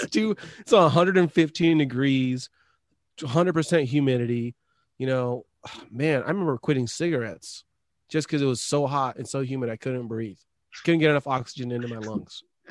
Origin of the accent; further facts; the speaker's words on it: Tacoma, Washington, United States; also born or lived in Idaho; I grew up in Tacoma mostly